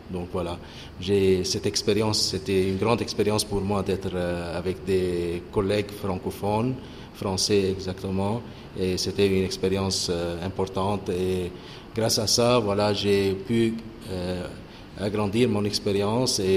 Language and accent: French; Lebanon; Oui, {S0} je suis libanais.